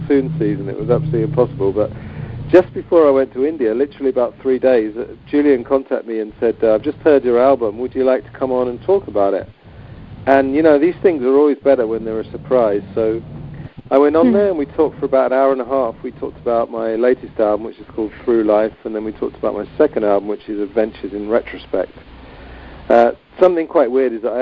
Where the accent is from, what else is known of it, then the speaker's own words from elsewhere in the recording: England, United Kingdom; I'm English